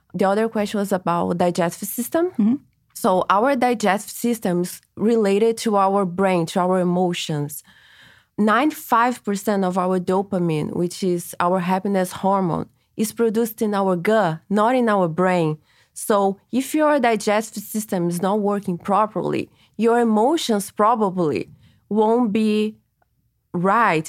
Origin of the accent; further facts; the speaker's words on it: Brazil; now in Los Angeles, United States; I am from Brazil, and I brought to LA a Brazilian technique